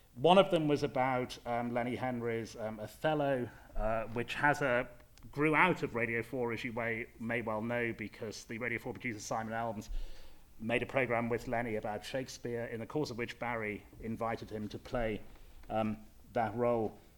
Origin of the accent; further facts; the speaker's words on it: Leeds, Yorkshire and the Humber, United Kingdom; I come from Leeds, um, from a middle class uh, white background. I have certain speech manner, manner, mannerisms.